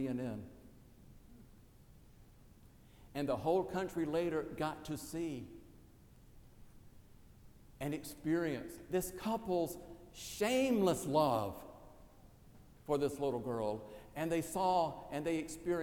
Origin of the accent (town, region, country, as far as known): South Carolina, United States; born or raised there